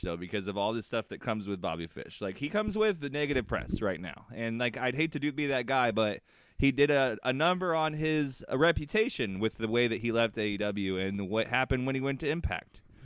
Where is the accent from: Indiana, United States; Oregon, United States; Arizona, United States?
Indiana, United States; accent: Hoosier; my Hoosier accent